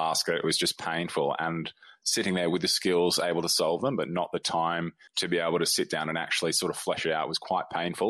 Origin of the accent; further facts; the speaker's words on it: Australia; I'm an Australian doctor